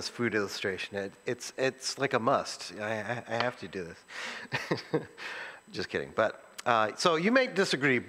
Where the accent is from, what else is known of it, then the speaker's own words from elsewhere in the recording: New England, United States; I was born and raised in New England